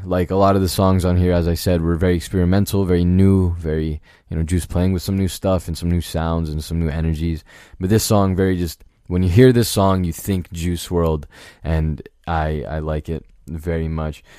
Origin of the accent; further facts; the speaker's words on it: Virginia, United States; I, I grew up in Virginia.